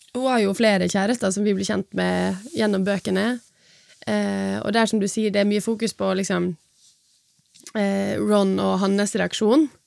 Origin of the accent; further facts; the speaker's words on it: Sunnmøre, Møre og Romsdal, Norway; Jeg er sunnmøring, ikke trønder.